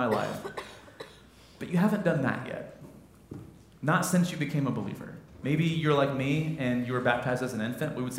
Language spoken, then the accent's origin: English; Midwest, United States; I'm a Midwesterner.